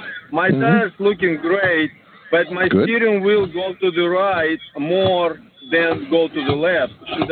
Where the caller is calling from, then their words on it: Florida, United States; I'm not from Mississippi, but my phone is from Mississippi, but I'm in Florida.